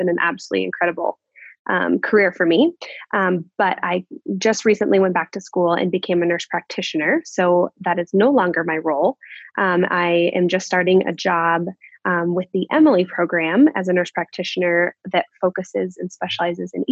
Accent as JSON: {"language": "English", "town": "Bozeman", "region": "Montana", "country": "United States", "tie": "born or raised there", "moved": "as an adult", "lives_now": "Spokane, United States", "said": "I grew up in Bozeman, Montana"}